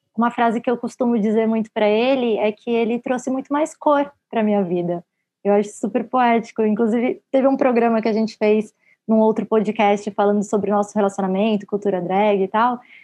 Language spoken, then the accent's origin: Portuguese; Brazil; nós, como brasileiros